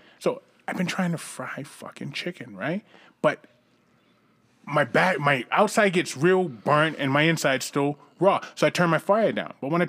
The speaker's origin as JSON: {"language": "English", "region": "Northeast", "country": "United States", "said": "I'm from the Northeast."}